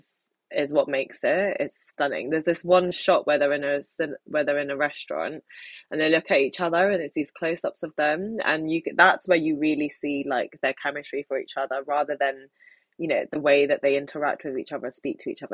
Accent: London, United Kingdom; they come to London, my hometown, the city that I love the most. And as a Londoner

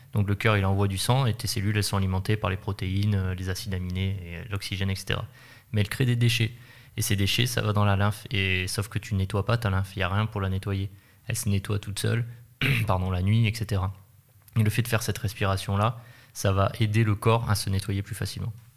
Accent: France

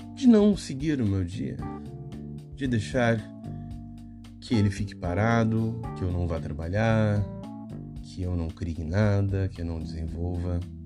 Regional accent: Brazil; como um bom brasileiro faz

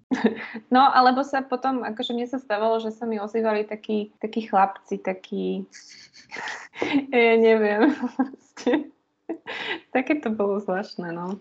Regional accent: Liptovský Hrádok, Žilina Region, Slovakia; now in Bratislava, Slovakia; ja som z Liptovského hrádku, z takého krásneho kraja Liptova

